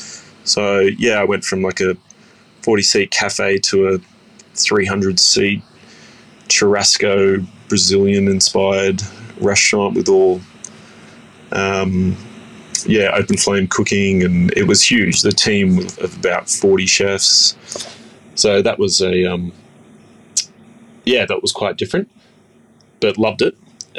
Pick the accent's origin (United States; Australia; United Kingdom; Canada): Australia; Baulkham Hills, New South Wales; And growing up in Borkham Hills, so I'd be catching the train at about 6 a.m. in the morning.